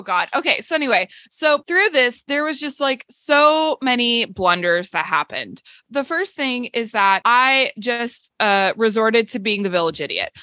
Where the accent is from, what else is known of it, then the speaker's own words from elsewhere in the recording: Seattle, Washington, United States; I'm from Seattle